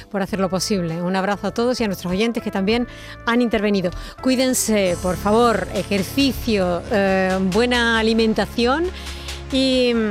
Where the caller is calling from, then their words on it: Seville, Andalusia, Spain; Hola, buenas tardes. mire … de Sevilla.